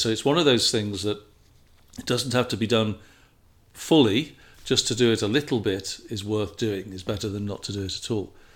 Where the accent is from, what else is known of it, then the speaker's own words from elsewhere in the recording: England, United Kingdom; moved away as an adult; now in United States; as an Englishman coming to America